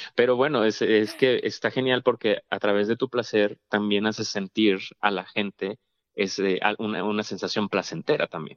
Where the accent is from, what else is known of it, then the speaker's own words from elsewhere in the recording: Monterrey, Nuevo León, Mexico; moved away; fue mi primera vez que, salí de Monterrey